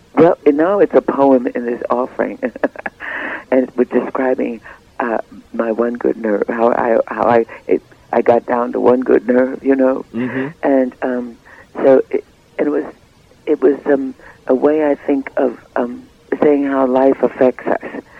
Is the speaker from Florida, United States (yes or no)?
no; New York City, New York, United States; also born or lived in Cleveland, Ohio; I was born in Cleveland, but raised in Harlem